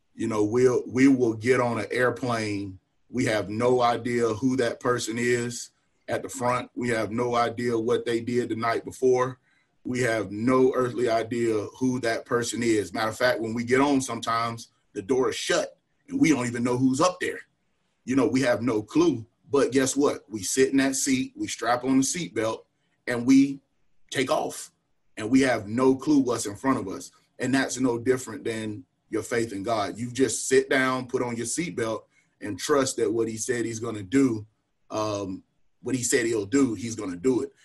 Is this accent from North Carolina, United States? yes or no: yes; Wingate, North Carolina, United States; also born or lived in Charlotte, North Carolina; I grew up right out right outside of Charlotte. Actually, born in Charlotte and moved to um, you know moved to Union County uh, early early elementary school